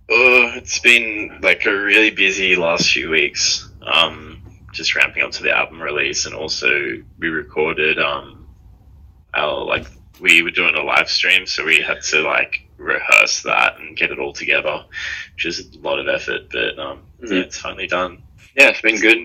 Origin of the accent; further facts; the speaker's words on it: Sydney, New South Wales, Australia; We're twins from Sydney, Australia